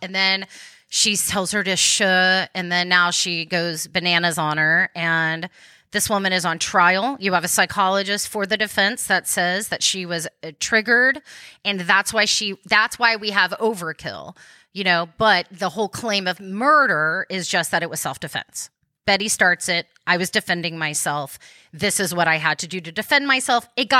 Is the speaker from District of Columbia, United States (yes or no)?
no; Dallas, Texas, United States; I was like, I'm from Dallas.